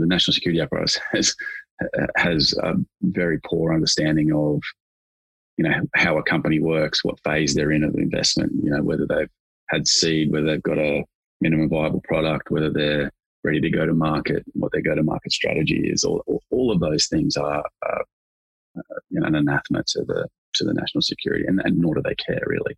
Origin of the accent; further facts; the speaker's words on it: Australia; as an Australian